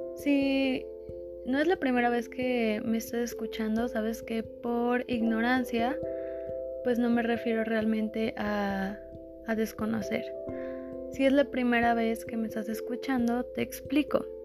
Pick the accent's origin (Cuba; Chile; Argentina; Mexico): Mexico; nosotros como mexicanos